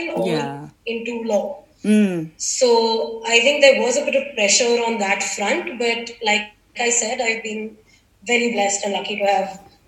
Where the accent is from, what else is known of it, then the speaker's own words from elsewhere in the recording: Delhi, India; I'm from Delhi.